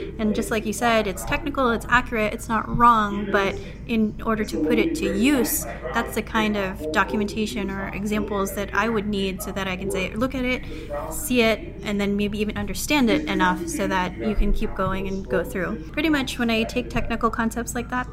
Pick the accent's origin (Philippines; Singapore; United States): Philippines; I'm a Filipino software engineer